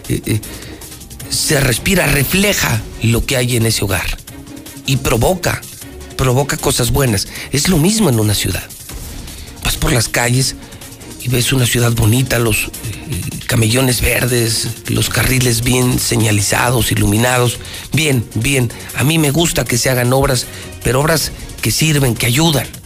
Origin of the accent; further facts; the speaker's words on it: Aguascalientes, Mexico; yo no sé de qué barrio sea usted, pero yo soy del Encino, imagínese que algún estúpido por dejar, según él, bonito el templo, fuera a enjarrar todo el templo del Encino